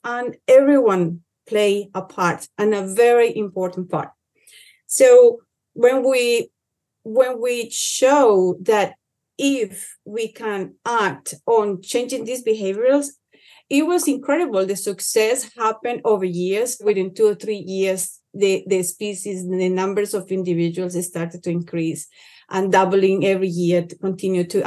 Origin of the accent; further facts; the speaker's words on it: Cauca, Colombia; where I come from. I come from Colombia, Cauca, um, in a very small village